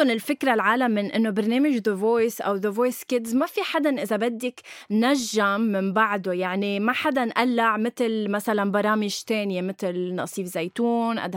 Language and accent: Arabic; Syria; انا آه، سوري